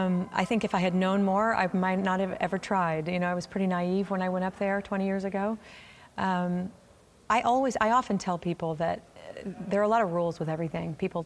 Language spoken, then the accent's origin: English; Oklahoma, United States; We came to a game, and I'm from Oklahoma, so